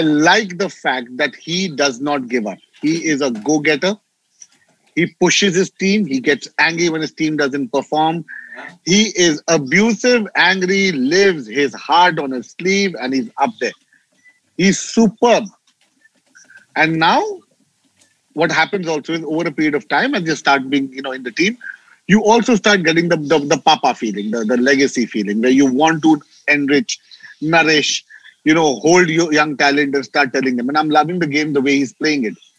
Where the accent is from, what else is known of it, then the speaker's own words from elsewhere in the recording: Mumbai, Maharashtra, India; I am from Mumbai